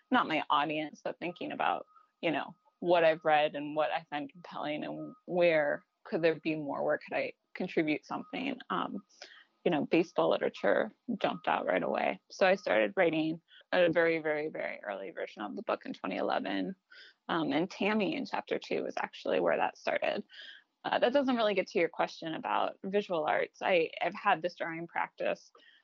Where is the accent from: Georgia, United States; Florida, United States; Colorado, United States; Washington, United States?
Washington, United States; Seattle; moved away; also born or lived in Baton Rouge; growing up in Seattle and having my home field be an indoor stadium